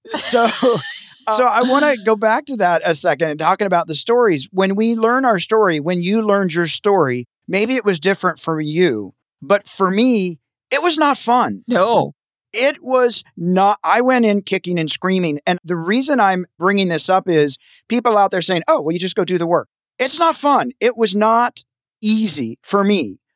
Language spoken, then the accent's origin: English; Tennessee, United States; now in Los Angeles, United States; I grew up in a small town in Tennessee, so I like rural